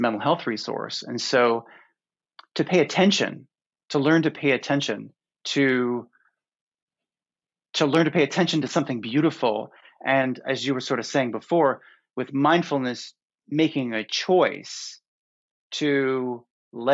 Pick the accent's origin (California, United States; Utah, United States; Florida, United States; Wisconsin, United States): Florida, United States; growing up in Florida